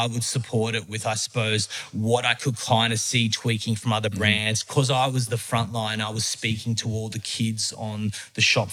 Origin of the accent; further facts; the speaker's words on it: Epping, New South Wales, Australia; I grew up in Epping